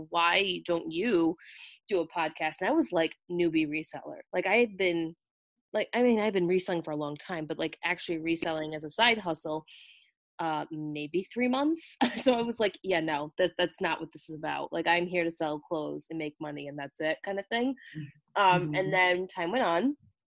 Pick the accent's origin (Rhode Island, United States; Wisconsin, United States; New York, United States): Rhode Island, United States; So my accent is not a Bostonian accent whatsoever. It is very distinct.